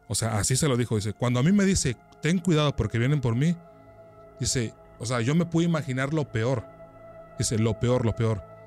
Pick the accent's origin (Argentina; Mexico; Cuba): Mexico; San Juan Bautista Tuxtepec, Oaxaca; él, yo nos criamos prácticamente aquí en Tuxtepec